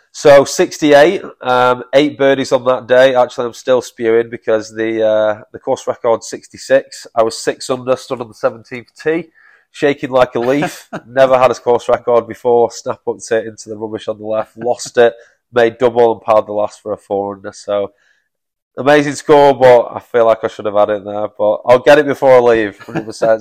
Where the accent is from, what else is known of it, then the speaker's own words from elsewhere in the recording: Manchester, North West England, United Kingdom; moved away as an adult; now in King Island, Australia; I'm from Manchester originally